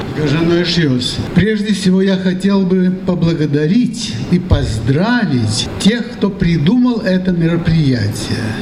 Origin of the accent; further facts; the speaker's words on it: Kez, Udmurtia, Russia; also born or lived in Mozhga, Udmurtia; Говорят, я родился в Можге, но я это не помню. Так получилось, что я свою уже детскую, что ли, пору, лучше помню, это был Кез.